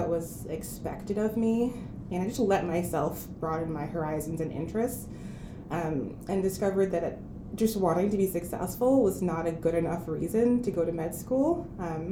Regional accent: Amherst, Massachusetts, United States; also born or lived in Ivory Coast / Boston, Massachusetts; I was born in the Ivory Coast in West Africa, but I grew up in Amherst, Massachusetts

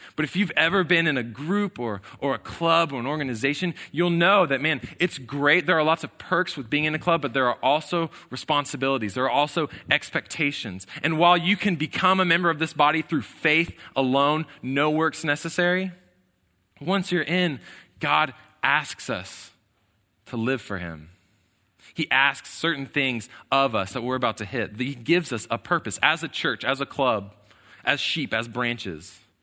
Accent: College Station, Texas, United States; I was born here in College Station

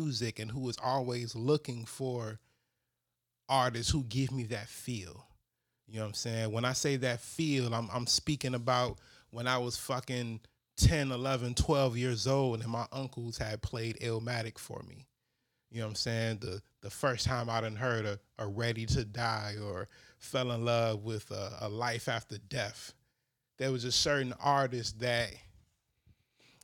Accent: Chicago, Illinois, United States; grew up on the Northwest side, you know, coming from West Town around Wicker Park

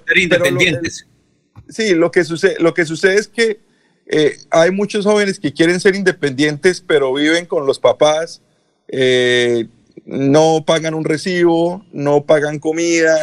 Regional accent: Colombia; now in United States

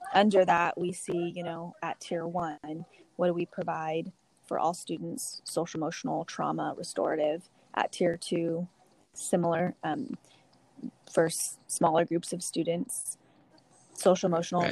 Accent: Dinuba, California, United States; I'm originally from Dinuba.

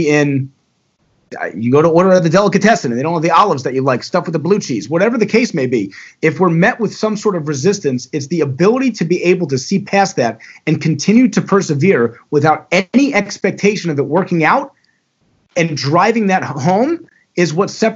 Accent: Owings Mills, Maryland, United States; moved away as an adult; also born or lived in Florida; now in Baltimore, United States; I grew up in Owings Mills.

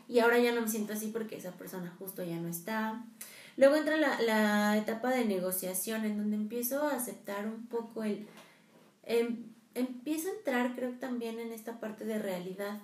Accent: Mexico; nosotros como mexicanos, eh, la festejamos mucho, Día de Muertos

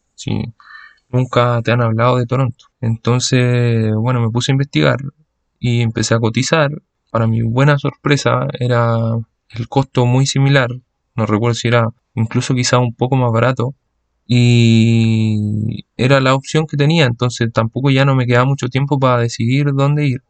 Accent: Santiago, Santiago Metropolitan Region, Chile; moved away; yo soy de Santiago, me moví en metro gran parte de mi vida

